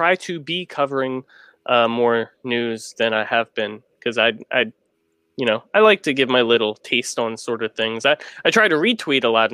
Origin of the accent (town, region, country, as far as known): United States